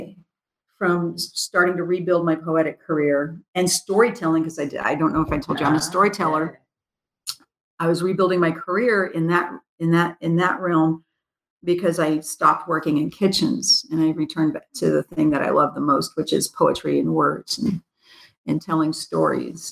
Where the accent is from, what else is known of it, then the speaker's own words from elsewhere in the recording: Phoenix, Arizona, United States; moved away as an adult; also born or lived in East Los Angeles, California / Tempe, Arizona / Tucson, Arizona; now in Topeka, United States; I was born in East LA, raised in Phoenix, Tempe, Arizona, and spent 20 years in Tucson